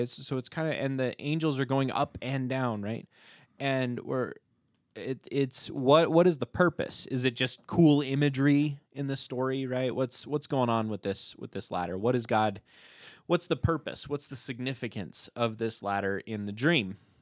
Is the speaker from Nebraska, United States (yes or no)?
no; Hagerman, Idaho, United States; born or raised there